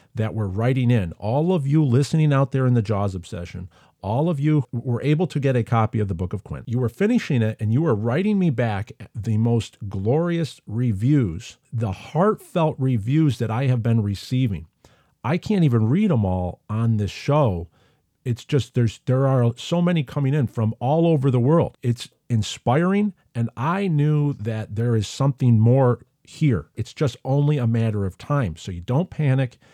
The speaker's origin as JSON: {"language": "English", "country": "United States", "accent": "American", "said": "in my Amerikansky accent"}